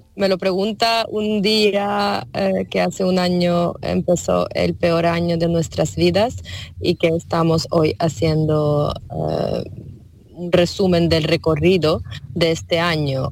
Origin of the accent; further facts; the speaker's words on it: western Ukraine, Ivano-Frankivsk Oblast, Ukraine; Spanish is a second language; moved away as an adult; now in Spain; yo soy de oeste de Ucrania, de un pequeño pueblo de región de Ivano-Frankivsk.